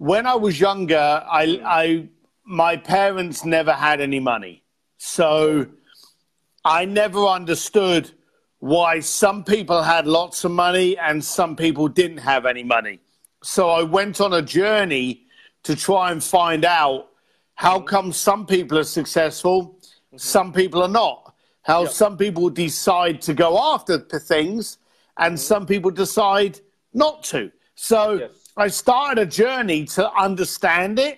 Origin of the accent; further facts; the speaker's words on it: London, United Kingdom; I'm a bricklayer from London